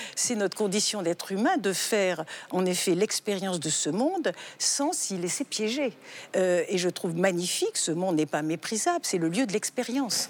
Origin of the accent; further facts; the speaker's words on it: France; je suis née en Occident, en France, et j'ai reçu une éducation chrétienne